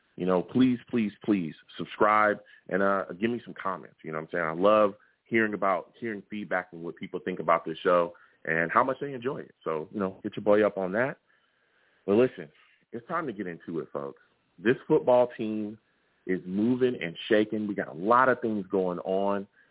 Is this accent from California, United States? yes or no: yes; California, United States; I am a football fan that lives in California. I grew up in California.